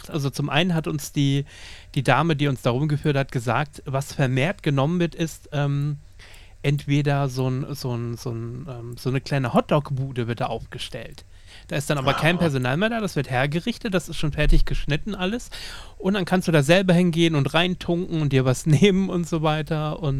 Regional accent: Lower Saxony, Germany; born there; Ich bin ja Ostfriese gebürtig, gebürtig komme ja gar nicht aus Ostbayern, bin erst vor sechs Jahren hergezogen.

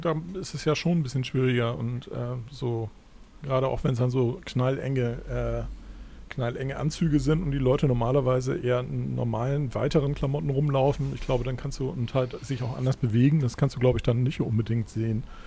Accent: Germany; als Deutscher

